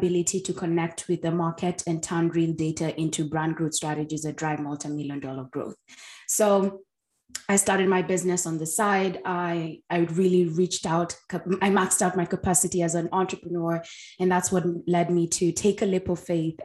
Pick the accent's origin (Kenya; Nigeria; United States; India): Kenya; I grew up in Kenya where entrepreneurship was not the norm